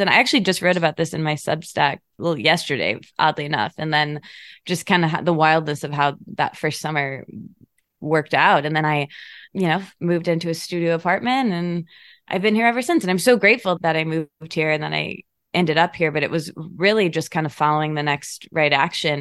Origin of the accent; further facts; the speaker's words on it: Michigan, United States; moved away as an adult; also born or lived in Detroit / Australia; now in Los Angeles, United States; I grew up in Michigan